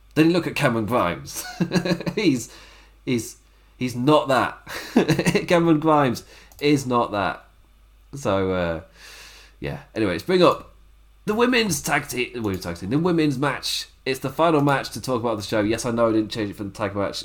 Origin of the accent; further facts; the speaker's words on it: England, United Kingdom; Me being English